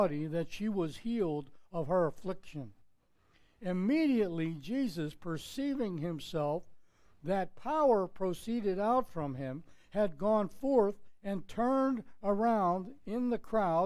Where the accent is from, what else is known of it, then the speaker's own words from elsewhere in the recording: Pittsburgh, Pennsylvania, United States; moved away; I was growing up in Pittsburgh, Pennsylvania